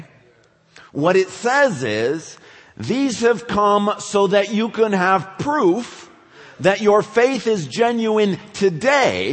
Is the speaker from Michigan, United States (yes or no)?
yes; West Michigan, United States; I grew up in West Michigan